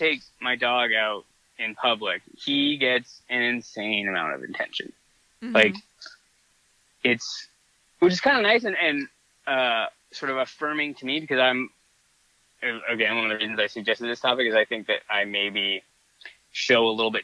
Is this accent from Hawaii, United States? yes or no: yes; Hawaii, United States; also born or lived in Santa; now in Southern California, United States; when I was growing up in Hawaii